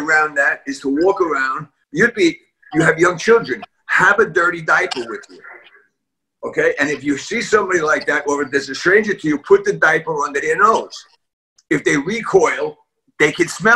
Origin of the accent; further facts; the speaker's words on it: New York City, New York, United States; I was born and raised in a tenement building in East Harlem